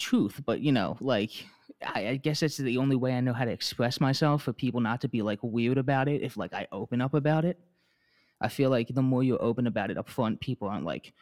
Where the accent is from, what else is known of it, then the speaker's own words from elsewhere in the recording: Delaware County, Philadelphia area, Pennsylvania, United States; accent: Philadelphia; I'm from the Philadelphia area. It's a place called Delco